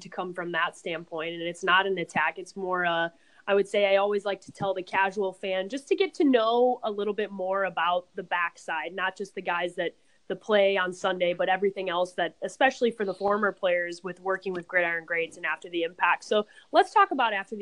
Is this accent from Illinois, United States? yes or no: yes; Chicago, Illinois, United States; now in Arizona, United States; I grew up in Chicago and moved out here to Arizona